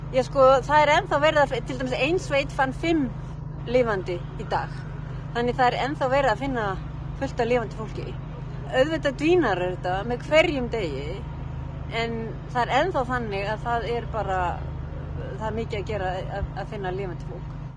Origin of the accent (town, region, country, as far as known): Iceland